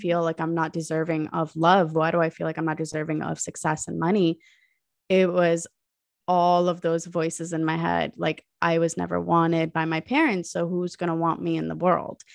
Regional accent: United States; was born and raised in America, but my parents are from Pakistan

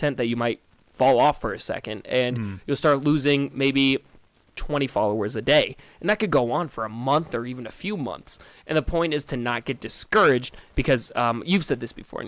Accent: Iowa, United States; also born or lived in Solon, Iowa / Cedar Rapids, Iowa / Quad Cities / Des Moines; Grew up in Solon, Iowa, Cedar Rapids, Quad Cities. I've been all over in Iowa, but I've never left Iowa.

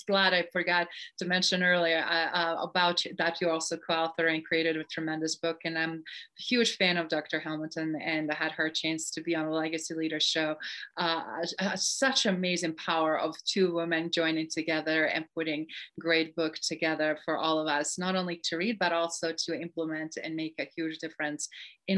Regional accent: Sarajevo, Federation of Bosnia and Herzegovina, Bosnia & Herzegovina; moved away; both of us did in our own times growing up in Sarajevo

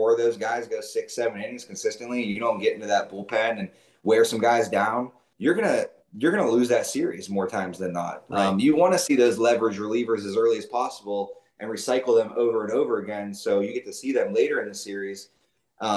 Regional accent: Youngstown, Ohio, United States; moved away; I'm from Youngstown, Ohio. I grew up there

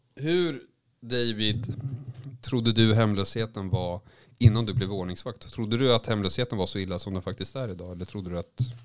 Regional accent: Västervik, Kalmar County, Sweden; moved away; när jag var liten i Västervik

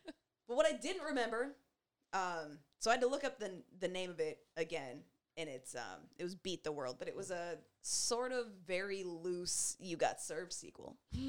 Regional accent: Windsor, Ontario, Canada; Now, I grew up in Windsor.

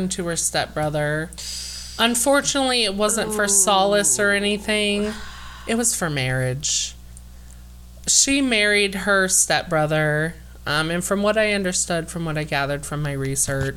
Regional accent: Indiana, United States; We're from Indiana

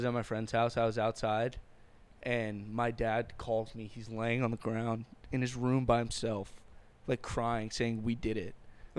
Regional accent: Bay Area, California, United States; we're from the Bay Area.

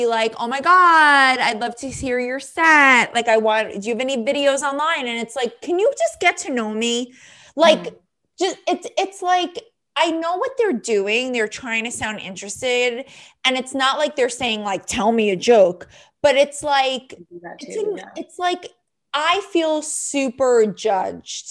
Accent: New York, United States; I'm Jewish from New York and a comedian

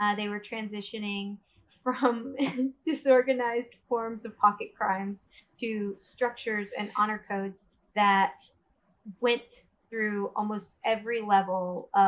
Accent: Deep South, United States; also born or lived in New York; now in Austin, United States; Not from New York I grew up in the Deep South. I lived in New York for about 4 or 5 years in pursuit of theater. And then I eventually found myself moving to Austin, Texas, where I've been for the past

